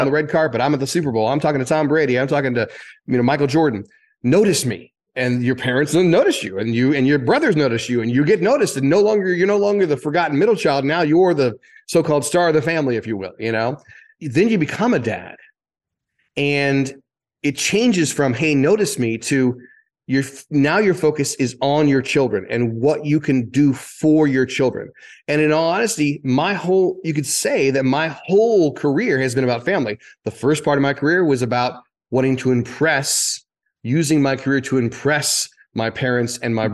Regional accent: Greenwood, Indiana, United States; moved away as an adult; also born or lived in New York City; now in Florida, United States; I grew up in Indiana

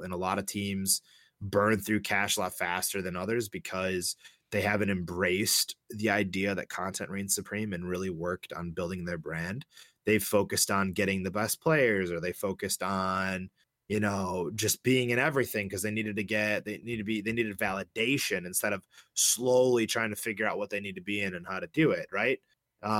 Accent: Chicago, Illinois, United States; Born and raised in Chicago, grew up on Blackhawks hockey

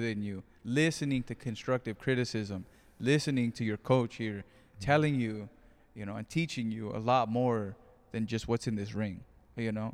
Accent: Greenfield, California, United States; moved away; I am back in my hometown of Greenfield, California

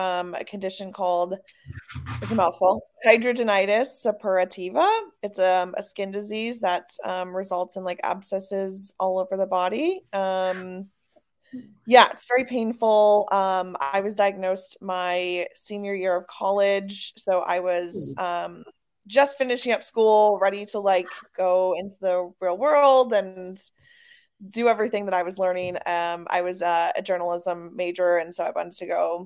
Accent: Wisconsin, United States; moved away as an adult; also born or lived in Chicago; now in Los Angeles, United States; I'm from the Midwest, from Wisconsin

